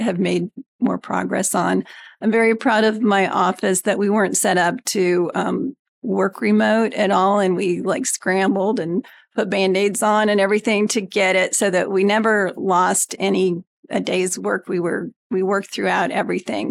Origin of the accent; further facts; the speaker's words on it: Greenwood, Indiana, United States; also born or lived in California; I was born and raised in Indiana. I grew up in Greenwood